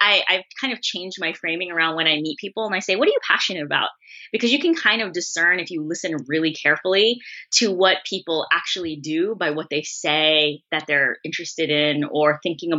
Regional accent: San Francisco, California, United States; I'm born and raised in San Francisco.

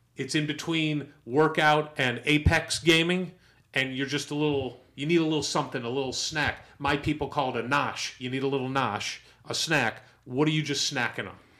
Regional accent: St. Louis, Missouri, United States; I'm from St. Louis, Missouri

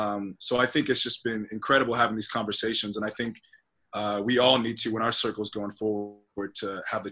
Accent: Tustin, California, United States; growing up in Tustin, California, being one of the only black families in my environment growing up.

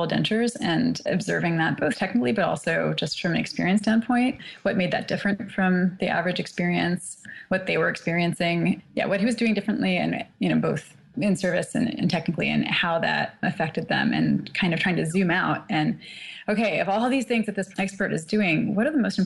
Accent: the Midwest of the U.S., United States; also born or lived in Shanghai; now in Boston, United States; I grew up in the Midwest of the U.S. and have been here in Boston for quite a while

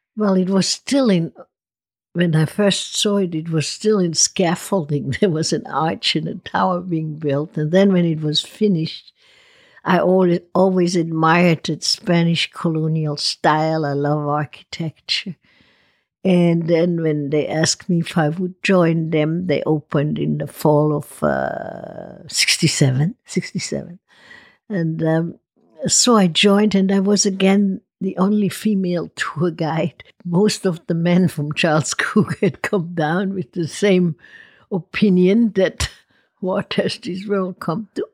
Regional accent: Lago Maggiore, Ticino, Switzerland; moved away as an adult; also born or lived in Spokane, Washington / Okinawa, Japan / Cincinnati, Ohio / Puerto Rico; now in Napa Valley, United States; I grew up on the Lago Maggiore, which is an Italian part of Switzerland in the Canton Ticino

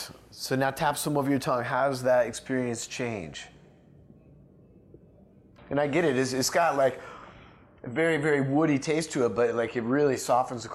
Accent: Oregon, United States; moved away; I'm from Oregon

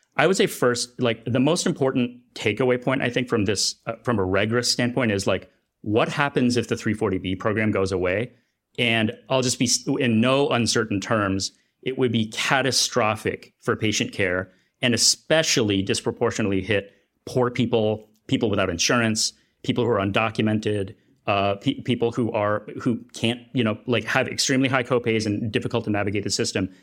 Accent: United States; also born or lived in Kenya; in my home country

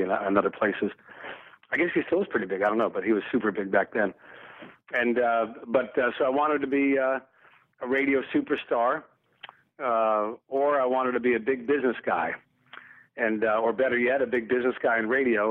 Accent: the South, United States; I grew up in the South in the 1960s

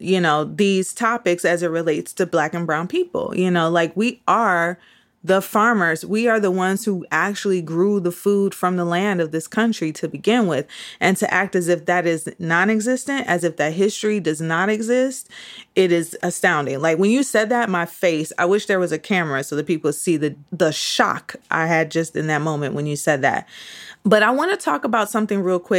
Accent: Midwest, United States; moved away; also born or lived in New York; I grew up in the Midwest

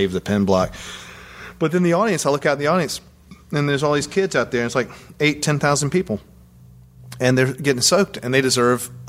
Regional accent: the South, United States; I'm from the South

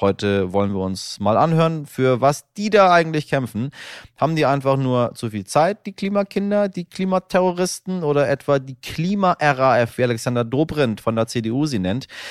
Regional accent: Northern Germany, Germany; als Norddeutscher

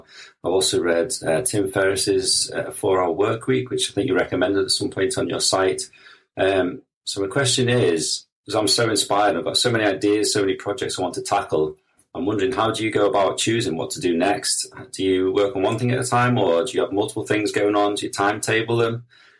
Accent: Liverpool, North West England, United Kingdom; I'm from Liverpool in the UK.

